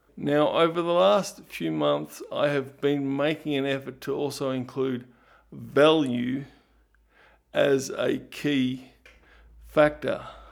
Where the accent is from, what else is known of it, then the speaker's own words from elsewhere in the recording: Ballarat, Victoria, Australia; moved away as an adult; now in Melbourne, Australia; I grew up in Ballarat, but I moved down to Melbourne at age eighteen point one